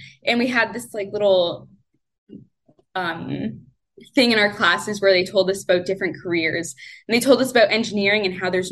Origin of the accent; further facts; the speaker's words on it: Windsor, Ontario, Canada; now in London, Canada; I grew up in Windsor, Ontario, in Canada, and I lived there my whole life.